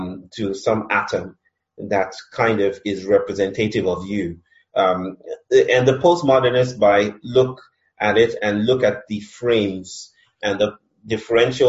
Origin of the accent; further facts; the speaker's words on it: Nigeria; now in India; I'm Nigerian, I'm married to an Indian